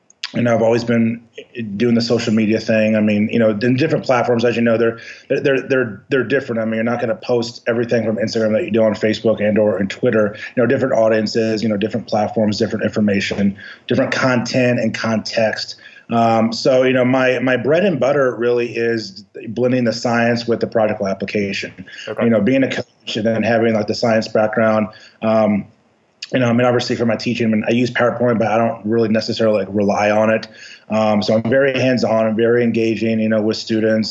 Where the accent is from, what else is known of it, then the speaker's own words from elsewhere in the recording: Louisville, Kentucky, United States; also born or lived in Bowling Green, Kentucky / Albuquerque, New Mexico; I'm originally from Louisville, Kentucky